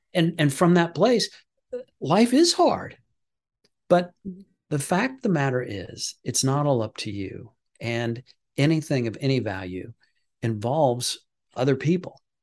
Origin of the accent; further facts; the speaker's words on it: Midwest, United States; I'm from the Midwest